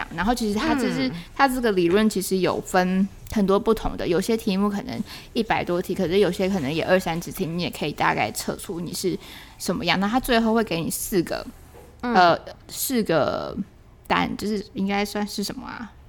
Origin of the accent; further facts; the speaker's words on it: Taiwan; accent: Taiwanese; 对，或者我的就是台湾的口音很重，或者是他们听会就是要再问我一次我在说什么。